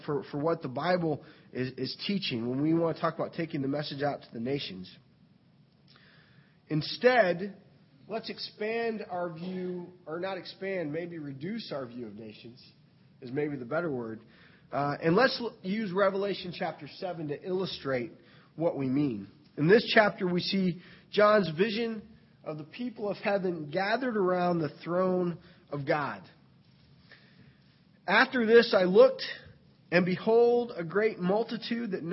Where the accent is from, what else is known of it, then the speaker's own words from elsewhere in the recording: United States; as an American